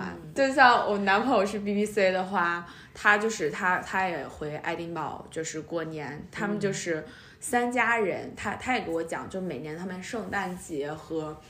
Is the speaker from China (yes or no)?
yes; China; now in United Kingdom; 我们中国人